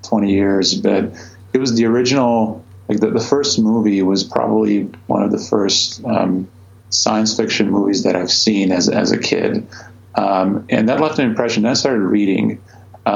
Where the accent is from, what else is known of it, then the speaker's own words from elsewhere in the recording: Croatia; moved away as an adult; now in United States; I grew up in Croatia. I went to college there, did my physics degree there